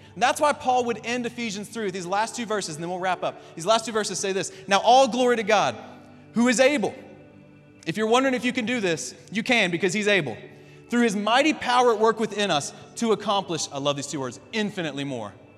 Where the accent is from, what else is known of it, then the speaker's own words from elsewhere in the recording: Kentucky, United States; we're all from Kentucky, we're all from the South, we're all a bunch of rednecks.